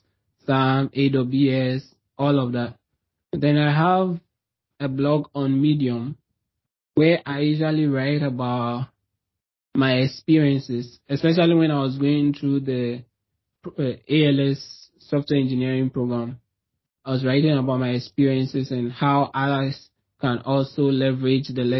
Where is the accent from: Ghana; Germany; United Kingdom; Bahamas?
Ghana; moved away as an adult; now in Toronto, Canada; I'm from Ghana originally. Like, that's where I'm from, but I'm not there now.